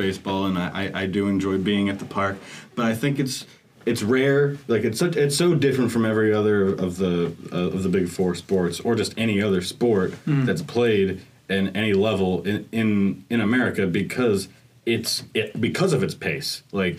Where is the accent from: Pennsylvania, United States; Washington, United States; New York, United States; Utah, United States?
New York, United States; Buffalo; See, I didn't grow up on baseball. I went to a handful of Bisons games, which is our AAA affiliate, which bounces around the league.